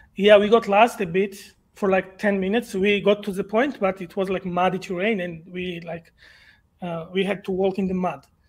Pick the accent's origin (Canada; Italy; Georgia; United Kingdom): Georgia; English is a second language; I'm from Eastern Europe. Uh, if you know the Georgia